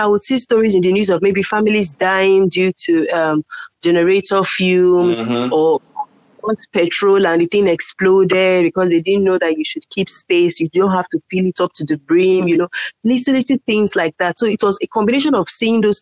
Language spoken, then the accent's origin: English; Lagos, Nigeria; also born or lived in Kano / Uyo, Akwa Ibom State; my family had to relocate to Lagos because all the children were really small. So my parents had to bring us down here.